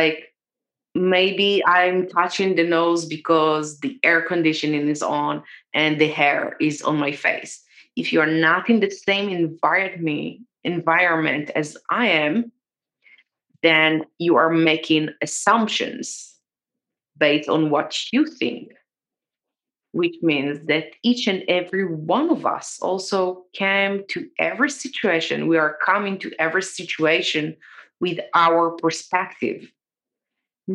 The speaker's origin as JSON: {"language": "English", "country": "Israel", "tie": "born or raised there", "said": "I grew up in Israel"}